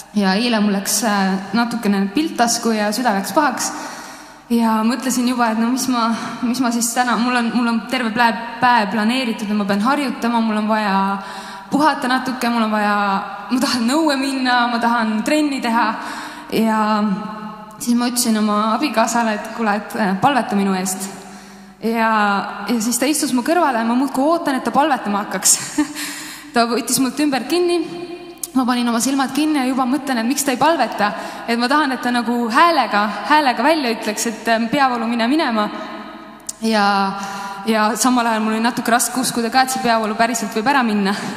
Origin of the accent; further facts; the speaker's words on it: Estonia; me oleme eestlased